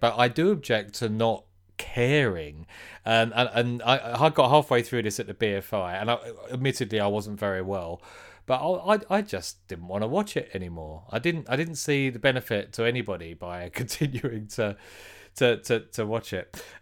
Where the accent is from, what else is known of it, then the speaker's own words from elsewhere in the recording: United Kingdom; we're British